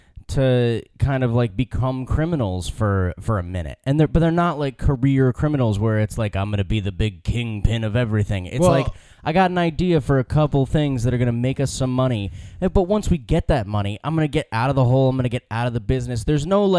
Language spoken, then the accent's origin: English; United States; I'm American